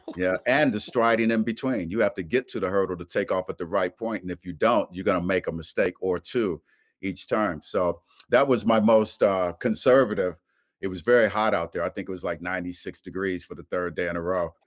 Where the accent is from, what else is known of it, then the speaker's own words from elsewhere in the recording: Dayton, Ohio, United States; my hometown of Dayton, Ohio